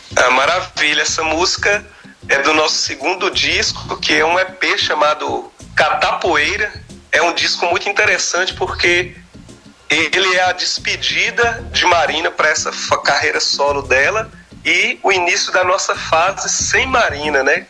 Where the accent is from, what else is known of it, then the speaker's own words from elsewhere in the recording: Almenara, Minas Gerais, Brazil; moved away as an adult; now in Montes Claros, Brazil; eu sou nascido natural de Almenara, Almenara. lá no Baixo Vale do Jequitinhonha, mas sou residente em Montes Claros há muitos anos já